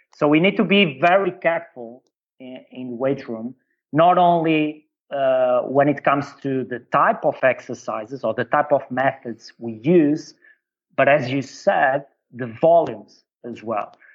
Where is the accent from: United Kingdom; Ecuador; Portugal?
Portugal; also born or lived in China; I come from Portugal